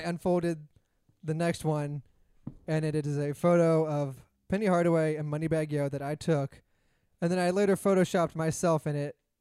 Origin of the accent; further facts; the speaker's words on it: Memphis, Tennessee, United States; I'm from Memphis